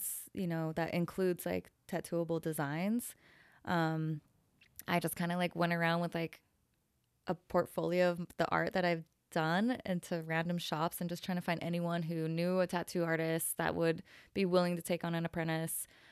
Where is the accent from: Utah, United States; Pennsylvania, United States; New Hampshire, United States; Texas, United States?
Utah, United States; Salt Lake City; moved away as an adult; also born or lived in San Francisco; now in Dallas, United States; I grew up in Salt Lake City, Utah. Um, and I left when I was about twenty-two